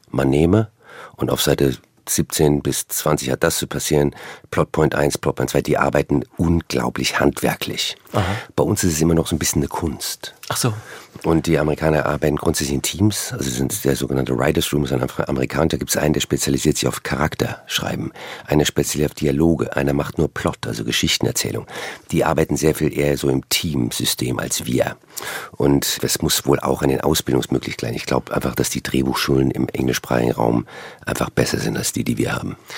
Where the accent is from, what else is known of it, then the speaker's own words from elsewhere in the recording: Frankfurt, Hesse, Germany; also born or lived in Cologne, Germany / West Coast, United States; now in United States; ich bin ja aus Frankfurt, also eher eine Landratte, habe dann aber sehr lange in Köln gelebt